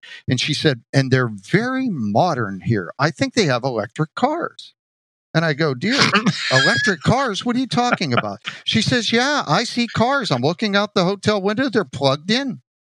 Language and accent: English; Johnstown, Pennsylvania, United States; moved away as an adult; also born or lived in Eau Claire, Wisconsin; Great town to start in, very similar to my hometown of Johnstown.